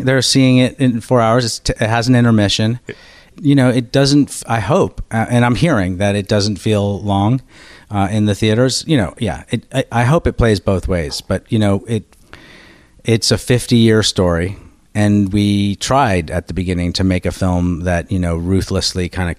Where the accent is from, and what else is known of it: Berkeley, California, United States; born or raised there; also born or lived in Washington, D.C.